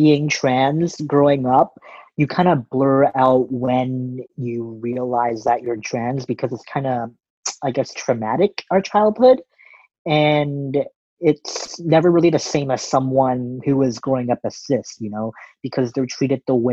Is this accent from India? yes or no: no; Western Canada, Canada; I was born and raised in Western Canada in a large city